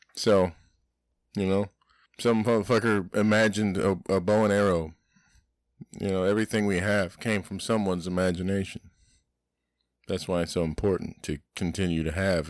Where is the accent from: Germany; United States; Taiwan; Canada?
United States; Florida; I'm an American, that's my house. I live in, I'm a Floridian